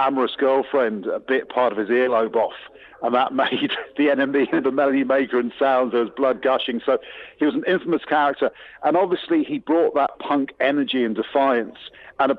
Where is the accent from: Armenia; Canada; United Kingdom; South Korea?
United Kingdom; England; I'm English through and through, no granny from Mayo